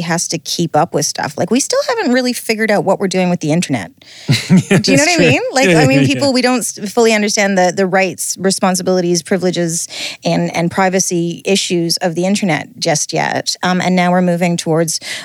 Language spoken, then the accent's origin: English; Alberta, Canada; now in New Zealand; where I grew up in Alberta